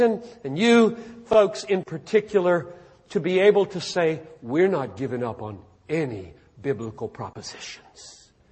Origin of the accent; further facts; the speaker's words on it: the South, United States; now in Minneapolis, United States; I grew up in the South